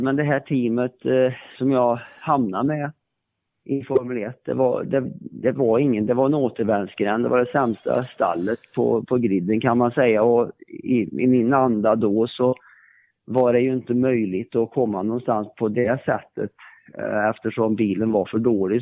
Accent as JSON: {"language": "Swedish", "region": "Värmland", "country": "Sweden", "said": "jag kommer ju från Värmland"}